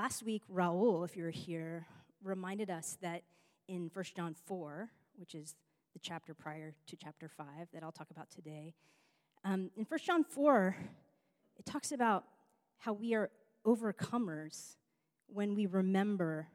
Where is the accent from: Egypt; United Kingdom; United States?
United States; New York; now in Los Angeles, United States; I'm from New York